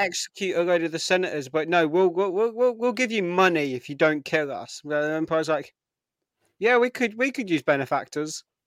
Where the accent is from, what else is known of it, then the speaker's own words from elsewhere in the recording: United Kingdom; I'm British